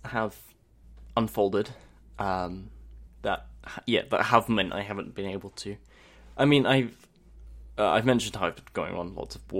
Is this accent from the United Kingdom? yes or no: yes; United Kingdom; Or I'm British, so of course I make the … videos as well.